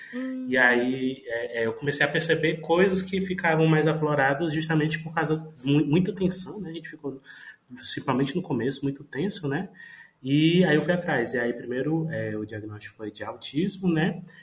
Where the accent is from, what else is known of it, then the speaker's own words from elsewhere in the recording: Paracuru, Ceará, Brazil; also born or lived in Fortaleza; eu estou morando é, em Paracuru, que é, uma, é a minha cidade natal